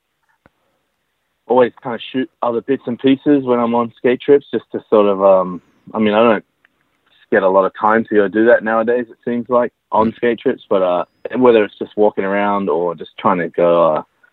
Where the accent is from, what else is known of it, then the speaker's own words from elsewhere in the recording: Sydney, New South Wales, Australia; moved away as an adult; also born or lived in New York City; now in United States; I grew up in Sydney, Australia